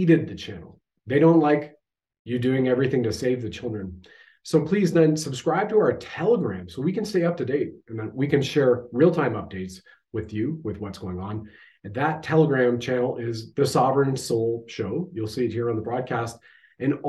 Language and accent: English; Canada